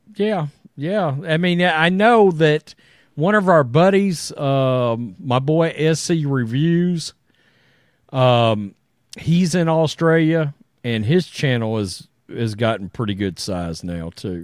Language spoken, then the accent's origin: English; Crystal City, Texas, United States; I was born in Crystal City, Texas, which is, was literally, it's just over the border from Mexico